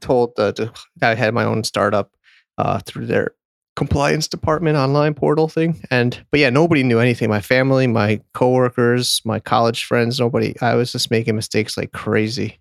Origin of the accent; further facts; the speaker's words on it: Connecticut, United States; moved away as an adult; also born or lived in San Diego, California; my hometown is Connecticut